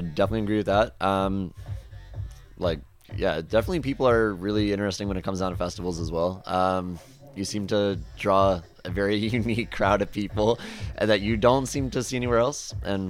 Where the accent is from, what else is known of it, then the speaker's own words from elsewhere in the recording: East Coast, United States; we're both from the East Coast